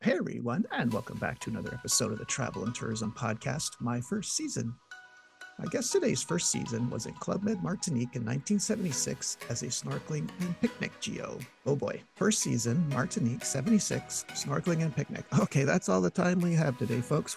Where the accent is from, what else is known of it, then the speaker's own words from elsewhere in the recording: Montreal, Quebec, Canada; my hometown of Montreal, Quebec